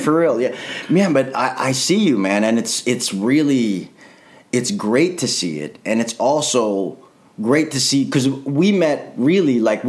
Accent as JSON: {"language": "English", "town": "Chicago", "region": "Illinois", "country": "United States", "moved": "yes", "lives_now": "Los Angeles, United States", "said": "I'm from Chicago."}